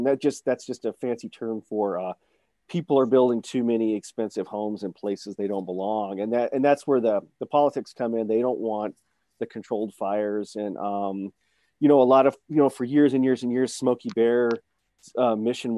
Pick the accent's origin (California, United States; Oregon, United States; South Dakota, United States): South Dakota, United States; Black Hills; I'm originally from the Black Hills of South Dakota.